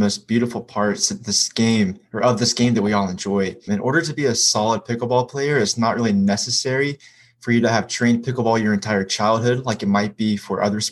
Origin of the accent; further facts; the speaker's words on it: Hiawassee, Georgia, United States; I'm from Hiawassee, Georgia